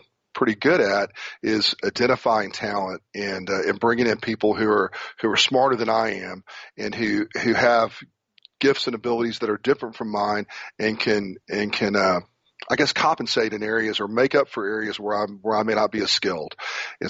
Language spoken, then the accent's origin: English; Corpus Christi, Texas, United States; moved away as an adult; also born or lived in Houston, Texas / San Antonio, Texas / Memphis, Tennessee; I grew up in Corpus Christi, Texas